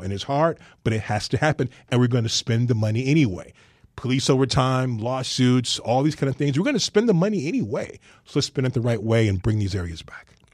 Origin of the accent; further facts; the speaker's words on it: Chicago, Illinois, United States; we grew up on the South Side